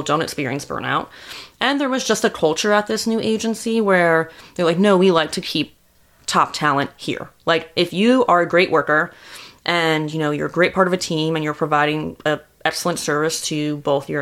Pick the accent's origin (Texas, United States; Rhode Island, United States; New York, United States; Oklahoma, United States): New York, United States; Long Island; now in New York City, United States; we grew up on Long Island. I went to school upstate, moved to the city.